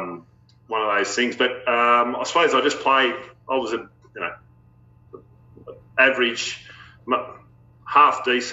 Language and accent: English; Sydney, New South Wales, Australia; also born or lived in Port Macquarie; I was born in Sydney, but we moved straight to Port Macquarie. And I spent the first 4 years of my life there